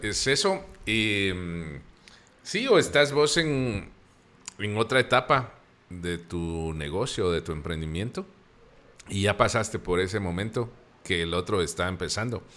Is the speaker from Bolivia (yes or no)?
no; Antigua Guatemala, Sacatepéquez, Guatemala; nosotros como guatemaltecos y como antigüeños donde vivimos